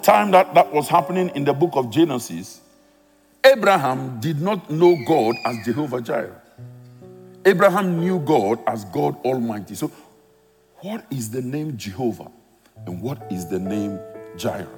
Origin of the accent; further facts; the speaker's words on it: Ghana; now in United Kingdom; I'm a Ghanaian by birth, living in the UK